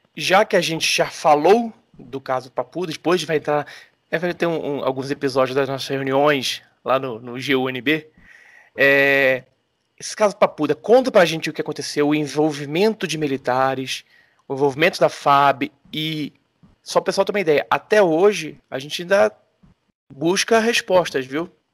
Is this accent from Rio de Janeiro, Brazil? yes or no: yes; Rio de Janeiro, Brazil; eu que sou carioca, no Rio de Janeiro, na década de 80